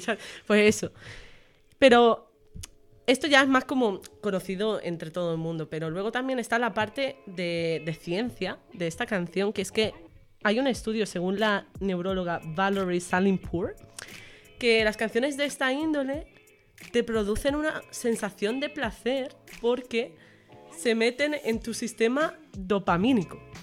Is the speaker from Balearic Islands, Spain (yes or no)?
yes; Menorca, Balearic Islands, Spain; moved away as an adult; also born or lived in Extremadura; now in Badajoz, Spain; yo soy de Menorca. Y un dato curioso es que yo vine a Extremadura